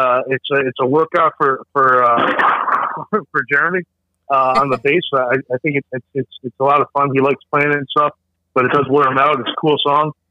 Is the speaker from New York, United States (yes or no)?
yes; New York City, New York, United States; I grew up in New York City